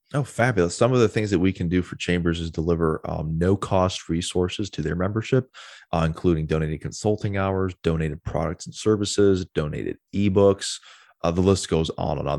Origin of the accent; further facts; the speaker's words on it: Wisconsin, United States; moved away as an adult; I'm originally from Wisconsin, got down here ten years ago, moved here as fast as I could